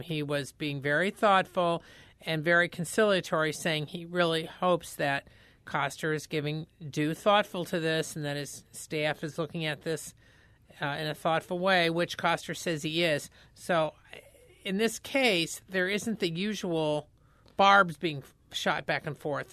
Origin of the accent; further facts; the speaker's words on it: Indiana, United States; I grew up in Indiana